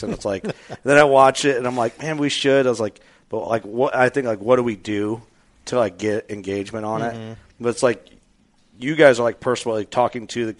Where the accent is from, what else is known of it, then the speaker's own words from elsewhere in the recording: Midwest, United States; growing up in the Midwest